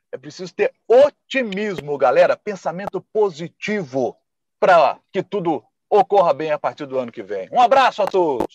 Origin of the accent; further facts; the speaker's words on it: Minas Gerais, Brazil; eu sou mineiro